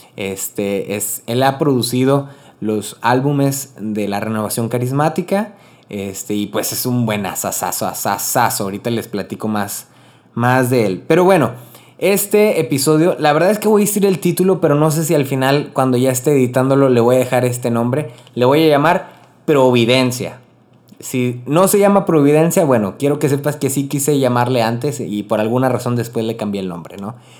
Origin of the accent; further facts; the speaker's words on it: Río Bravo, Tamaulipas, Mexico; also born or lived in Corpus Christi / Monterrey / Rio Grande Valley, Texas; soy originario de Río Bravo, Tamaulipas, México. Vivo en la frontera